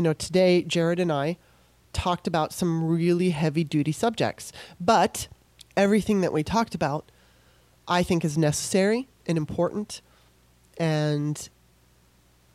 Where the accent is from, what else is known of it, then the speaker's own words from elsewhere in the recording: California, United States; moved away as an adult; also born or lived in Maryland; My mom and dad split up when I was 3. We're originally from Maryland. And so she moved me, you know, my mom moved us out to California